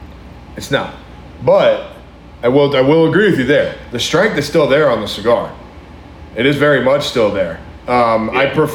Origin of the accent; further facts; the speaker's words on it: Hawaii, United States; moved away; I grew up in Hawaii.